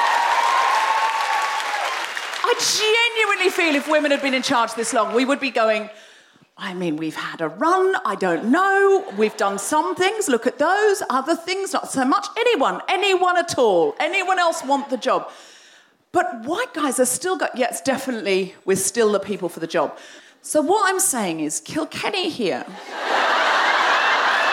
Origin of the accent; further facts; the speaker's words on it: Australia; I'm Australian